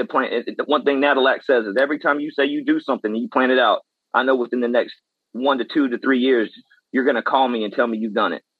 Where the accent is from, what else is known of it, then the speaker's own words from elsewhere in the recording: West Columbia, South Carolina, United States; I am from the West Columbia, Lexington side of South Carolina